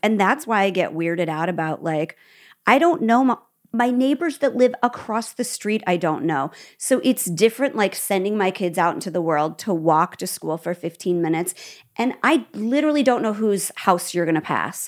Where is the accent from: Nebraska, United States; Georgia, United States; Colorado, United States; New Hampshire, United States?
Nebraska, United States; also born or lived in Midwest; now in California, United States; I'm from Nebraska